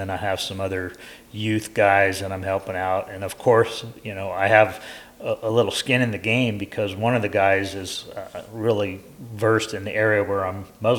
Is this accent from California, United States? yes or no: yes; Northern California, United States; also born or lived in San Francisco / Redding, California; So I grew up in Northern California. Believe it or not, I was born in San Francisco. Don't hold that against me. You know, my mom was smart enough to get us out of there and when I was 6 years old and move us to Northern California.